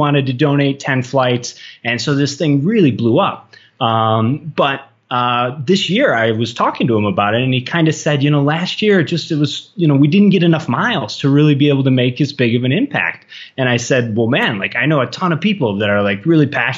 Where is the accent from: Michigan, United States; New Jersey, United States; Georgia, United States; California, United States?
Michigan, United States; moved away as an adult; now in Colombia; I'm from Michigan, so I'm used to frigid, awful cold